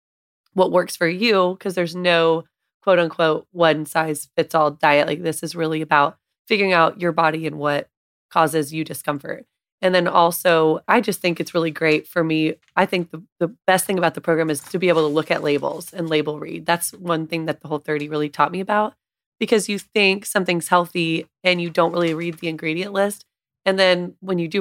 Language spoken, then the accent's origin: English; a small town north of Dallas, Texas, United States; I grew up in a small town north of Dallas and I just grew up on home cooking